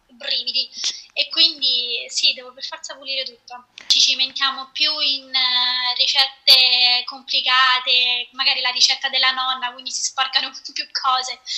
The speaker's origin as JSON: {"language": "Italian", "town": "Rome", "region": "Lazio", "country": "Italy", "lives_now": "Boston, United States", "said": "sono di Roma, però eh, almeno da tre anni e qualcosa che abito a Boston."}